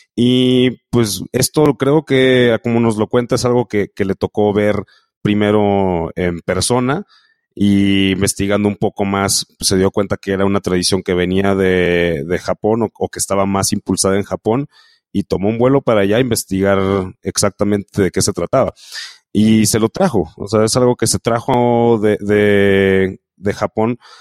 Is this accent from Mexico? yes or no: yes; Mexico; como mexicanos